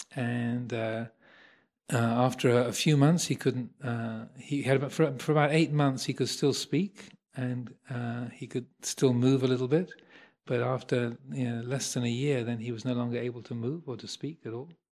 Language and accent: English; Kent, South East England, United Kingdom; I was born in Kent, so the home county